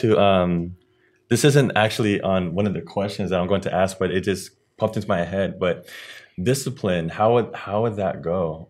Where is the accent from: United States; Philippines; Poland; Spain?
Philippines; As for me, I'm Filipino, and I grew up being disciplined that way as well.